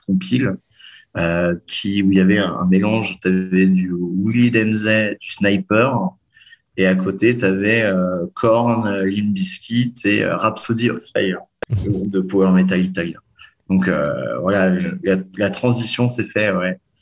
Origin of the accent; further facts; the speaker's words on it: Lyon, Auvergne-Rhône-Alpes, France; je viens de Lyon